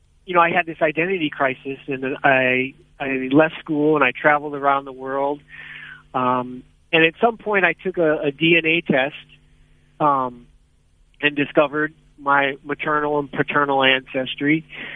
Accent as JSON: {"language": "English", "area": "outside of Chicago", "region": "Illinois", "country": "United States", "tie": "born or raised there", "also_born_or_lived": "Connecticut", "moved": "as an adult", "said": "I was born and raised in outside of Chicago, Illinois, in the United States."}